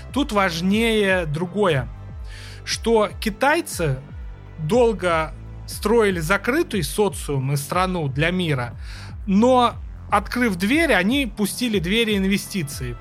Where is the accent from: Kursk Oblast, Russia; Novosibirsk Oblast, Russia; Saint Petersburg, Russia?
Kursk Oblast, Russia; Kursk; моего родного города Курска